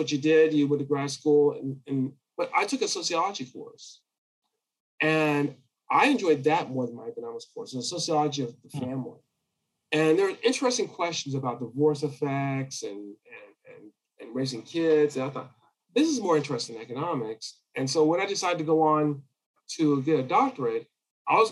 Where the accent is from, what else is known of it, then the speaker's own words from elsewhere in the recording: California, United States; now in Texas, United States; I grew up in California